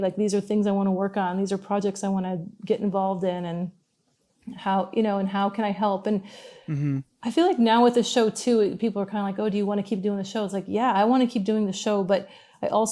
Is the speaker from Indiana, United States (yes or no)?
yes; Indiana, United States; now in Yukon, Canada; I grew up in Indiana, you know, not Alaska, nowhere wild